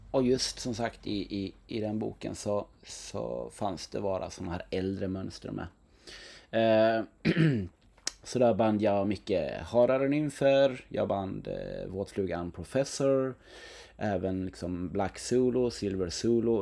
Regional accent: Knäred, Halland County, Sweden; i Knäred där jag växte upp

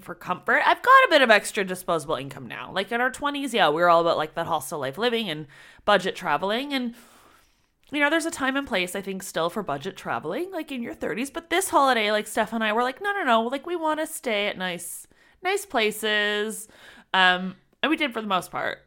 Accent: near Toronto, Ontario, Canada; we're from Toronto, well, near Toronto

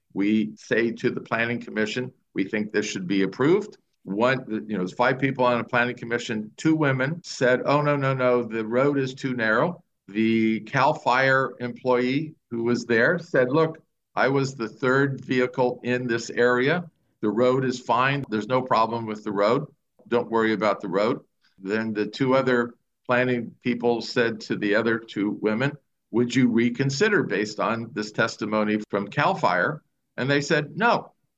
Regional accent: Southern California, United States; now in Napa County, United States; I grew up in Southern California

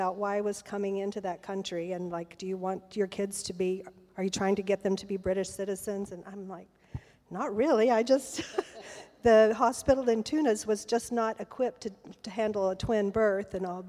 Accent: United States; moved away; also born or lived in Arkansas / Texas; I grew up in Arkansas and Texas in the U.S.

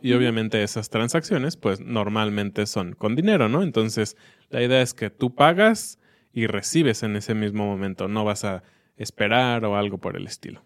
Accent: Mexico; como niños mexicanos

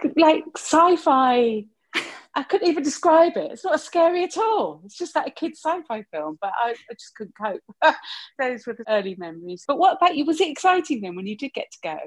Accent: Hertfordshire, East of England, United Kingdom; In Hertfordshire, in a small town, large village

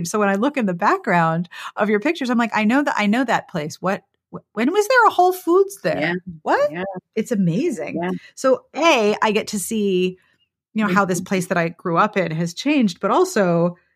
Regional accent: Pittsburgh, Pennsylvania, United States; moved away; One, you live in my hometown.

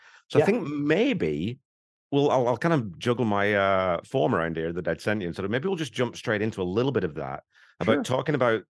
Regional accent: England, United Kingdom; It's kind of funny though, because because back in England, you go 10, 15 miles and the accent changes really quite distinctly.

